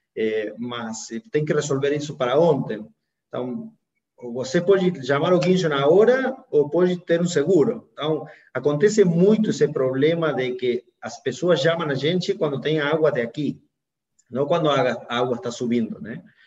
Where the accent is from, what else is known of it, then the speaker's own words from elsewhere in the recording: Argentina; moved away; also born or lived in United States; Eu sou argentino, advogado